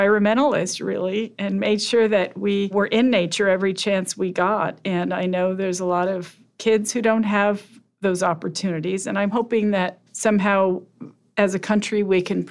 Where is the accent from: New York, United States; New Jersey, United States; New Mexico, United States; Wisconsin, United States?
New Mexico, United States; Laguna Pueblo; I'm from Laguna Pueblo